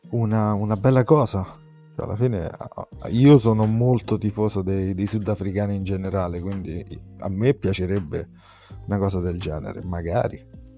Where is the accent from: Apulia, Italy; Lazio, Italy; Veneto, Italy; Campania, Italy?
Lazio, Italy; Rome; si sente il mio accento, sono di Roma